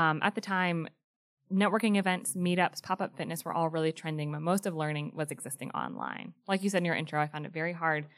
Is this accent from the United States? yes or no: yes; Greensboro, North Carolina, United States; Greensboro, North Carolina.